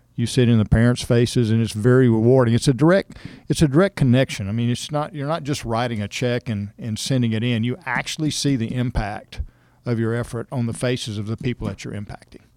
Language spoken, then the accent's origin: English; Cypress, Texas, United States; I grew up in Cypress, Texas, so it was fairly rural.